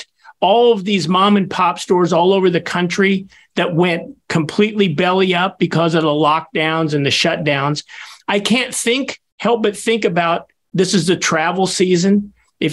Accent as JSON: {"language": "English", "country": "United States", "tie": "born or raised there", "said": "near my hometown of Basser"}